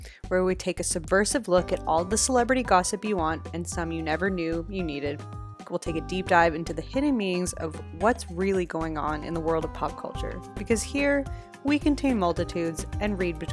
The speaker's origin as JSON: {"language": "English", "country": "Canada", "said": "I'm just a Canadian girl"}